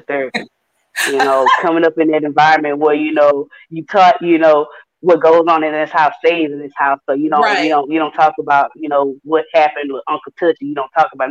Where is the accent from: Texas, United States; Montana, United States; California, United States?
Texas, United States; Houston; me being from Houston, Texas, I grew up in Fifth Ward